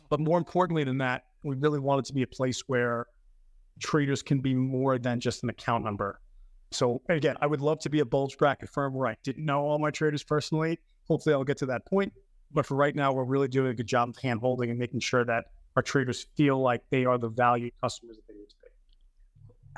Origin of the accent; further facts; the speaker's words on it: New York City, New York, United States; moved away as an adult; also born or lived in Manhattan, New York; now in Long Island, United States; I was born in the Bronx.